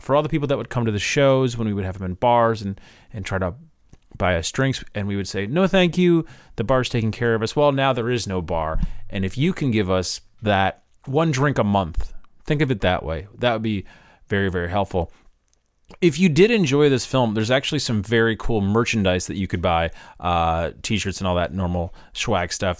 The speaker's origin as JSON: {"language": "English", "town": "Chicago", "region": "Illinois", "country": "United States", "said": "I'm from Chicago"}